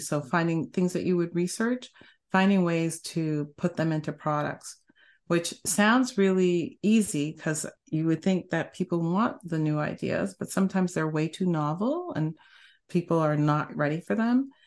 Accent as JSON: {"language": "English", "country": "Canada", "also_born_or_lived": "Bay Area, United States", "moved": "as an adult", "lives_now": "United States", "said": "I started off in Canada 'cause I'm Canadian"}